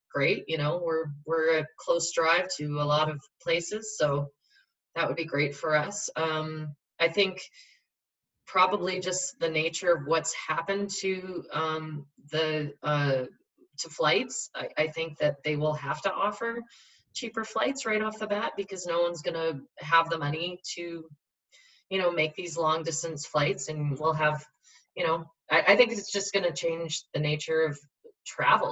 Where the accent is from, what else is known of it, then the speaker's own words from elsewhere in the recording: Saskatchewan, Canada; I grew up in Saskatchewan